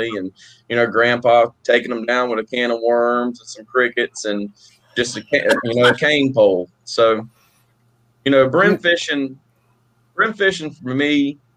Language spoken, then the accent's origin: English; Columbia, South Carolina, United States; I'm from Columbia, South Carolina.